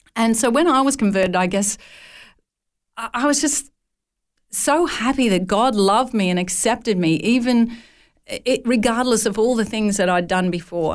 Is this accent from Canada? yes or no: no; northern New South Wales, Australia; as a young, uh, child, my father ran a dairy farm at a place called Nulla Nulla.